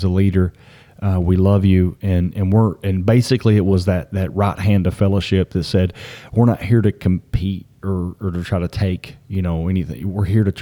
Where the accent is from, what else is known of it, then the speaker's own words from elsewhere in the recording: Hyden, Kentucky, United States; moved away; also born or lived in Berea, Kentucky; I was from Hyden originally, so had all kinds of connections there